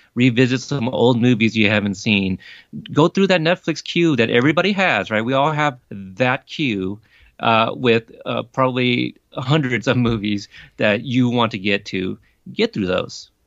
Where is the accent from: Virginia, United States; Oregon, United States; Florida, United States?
Oregon, United States; Portland; also born or lived in Corpus Christi, Texas; I have spent the next three decades growing up in Portland, Oregon